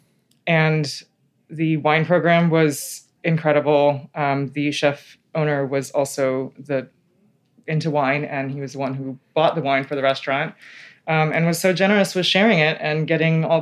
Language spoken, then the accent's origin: English; Taipei, Taiwan; also born or lived in Illinois; now in New York, United States; growing up in Taipei, my family went out to eat a lot